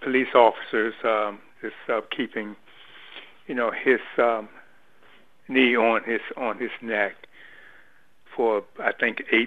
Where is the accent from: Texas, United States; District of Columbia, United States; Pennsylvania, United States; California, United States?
District of Columbia, United States; Washington; growing up in Washington, D.C. during that time of the 60s